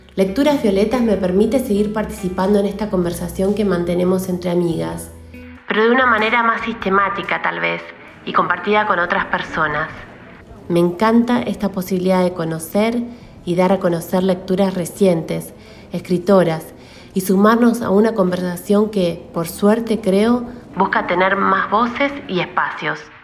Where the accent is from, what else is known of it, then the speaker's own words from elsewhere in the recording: Argentina; moved away as an adult; also born or lived in Buenos Aires, Argentina; now in Santiago, Chile; Soy argentina y vivo en Santiago de Chile